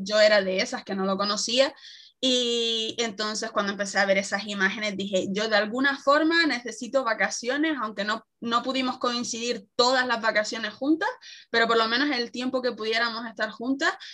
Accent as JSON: {"language": "Spanish", "region": "Canary Islands", "country": "Spain", "accent": "Canarian", "said": "nos suelen confundir con, Latinoamérica porque tenemos un acento muy, muy similar"}